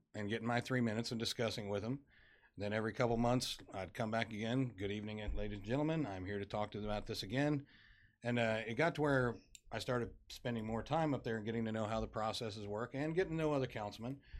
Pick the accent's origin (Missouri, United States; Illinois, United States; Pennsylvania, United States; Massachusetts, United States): Missouri, United States; Farmington; moved away as an adult; now in Dickinson, United States; I'm originally from Southeast Missouri, a little town called Farmington.